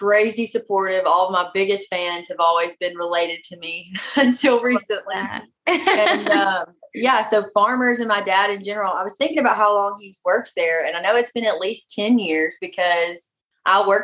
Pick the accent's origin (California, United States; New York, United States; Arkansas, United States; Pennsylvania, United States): Arkansas, United States; Hope; moved away as an adult; also born or lived in Magnolia, Arkansas / Arkadelphia, Arkansas; now in Nashville, United States; I was born in Magnolia, Arkansas. That's where my mom's from. And then I was raised in Hope, Arkansas